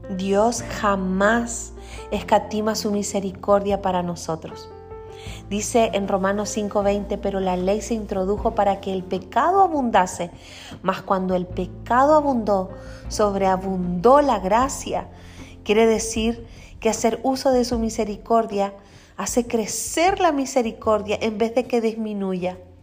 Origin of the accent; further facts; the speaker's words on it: Quellón, Los Lagos, Chile; now in Paraguay; soy chilena, nací en el sur, en una isla que se llama Chiloé, específicamente de la ciudad de Quellón.